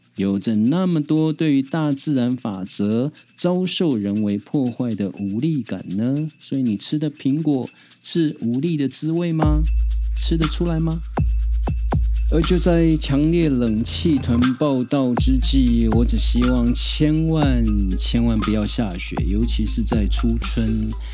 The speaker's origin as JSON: {"language": "Chinese", "country": "Taiwan", "tie": "born or raised there", "said": "我这样从小在山林里面长大的泰雅族孩子"}